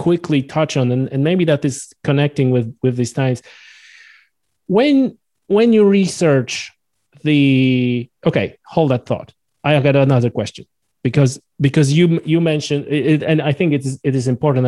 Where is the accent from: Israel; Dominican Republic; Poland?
Poland; I'm from Poland.